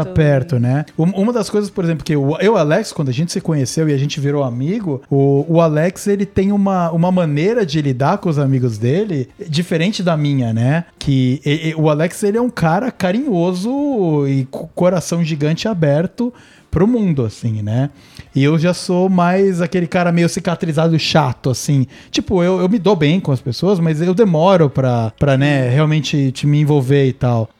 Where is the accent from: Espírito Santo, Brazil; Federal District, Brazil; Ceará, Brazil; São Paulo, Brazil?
São Paulo, Brazil; also born or lived in Cunha, São Paulo, Brazil; eu saí do interior e devia ter sete, quando eu fui pra cidade grande